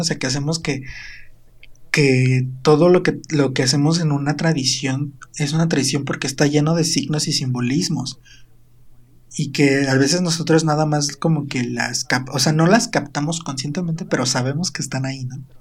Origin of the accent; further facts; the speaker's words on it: Quebrantadero, Morelos, Mexico; Mi pueblito se llama Quebrantadero